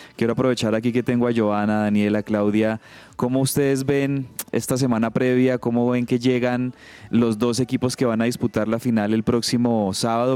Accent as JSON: {"language": "Spanish", "country": "Colombia", "said": "como colombiano"}